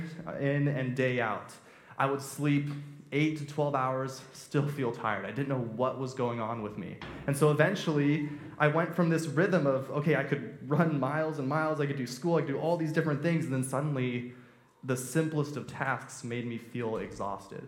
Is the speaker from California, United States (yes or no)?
yes; Temecula, California, United States; I'm from Temecula, I'm actually not from Redlands, and I grew up there. My parents moved there when I was four